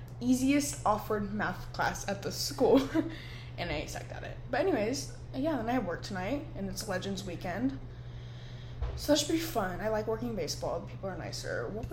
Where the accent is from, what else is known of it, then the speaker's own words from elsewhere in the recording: Austin, Texas, United States; moved away as an adult; now in Hawaii, United States; I'm from Texas, Austin